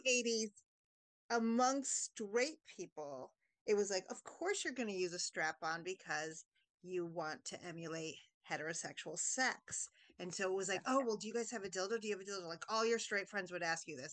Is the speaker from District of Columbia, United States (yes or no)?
yes; Washington D.C. region, District of Columbia, United States; we grew up in the Washington D.C. region